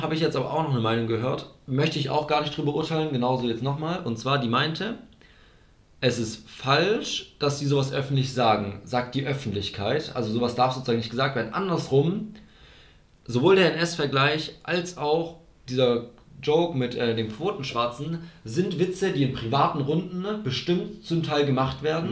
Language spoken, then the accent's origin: German; Germany; das ist unser Land